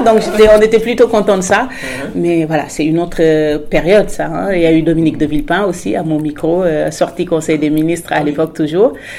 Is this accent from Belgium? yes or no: no; Senegal; also born or lived in Morocco / Paris, France / Strasbourg, France / Amiens, France; now in France; j'avais déjà quitté le Sénégal, donc il y a déjà eu ce première, euh, cette première rupture euh, avec mon pays d'origine.